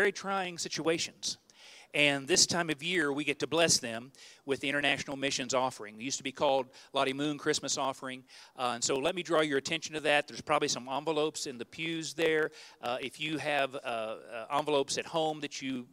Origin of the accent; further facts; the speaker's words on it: Ozark, United States; I'm from Ozark